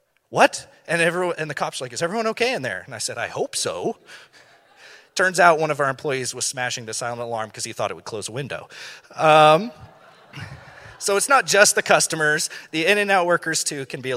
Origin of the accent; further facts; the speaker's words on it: Thousand Oaks, California, United States; here in Thousand Oaks